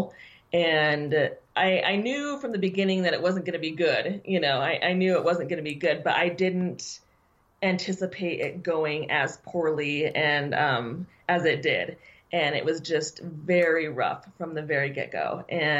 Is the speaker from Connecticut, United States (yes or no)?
no; Los Angeles area, California, United States; also born or lived in Kalispell, Montana; I was born in Kalispell, Montana, but we moved to California in the Los Angeles area when I was three